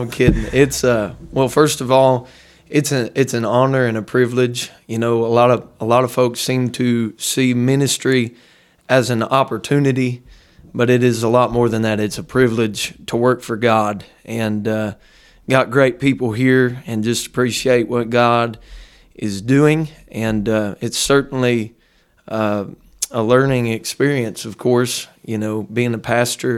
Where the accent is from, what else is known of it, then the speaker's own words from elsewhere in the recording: Dayton, Ohio, United States; now in Hamilton, United States; I was raised not far from here, just about forty miles north of here in a little suburb of Dayton